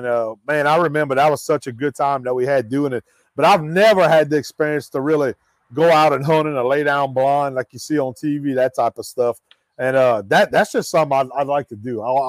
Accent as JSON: {"language": "English", "area": "Evangeline Parish", "region": "Louisiana", "country": "United States", "tie": "born or raised there", "said": "I grew up in Evangeline Parish, and my parents, where they lived off of Highway 167, we had Miller's Lake, which was a lease lake for duck hunting. It's a family-owned and operated lake."}